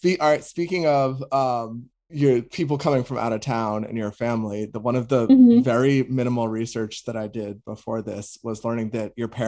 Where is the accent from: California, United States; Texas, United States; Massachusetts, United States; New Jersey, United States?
Massachusetts, United States; Boston; moved away as an adult; I grew up in Boston